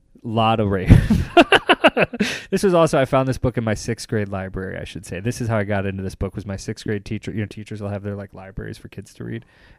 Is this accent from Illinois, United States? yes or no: yes; Chicago, Illinois, United States; When I go overseas, I say, I'm from Chicago.